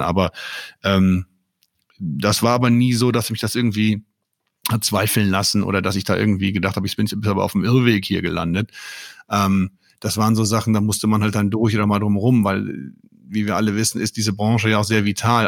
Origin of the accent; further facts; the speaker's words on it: Mönchengladbach, North Rhine-Westphalia, Germany; also born or lived in Münster; In meiner Heimatstadt Mönchengladbach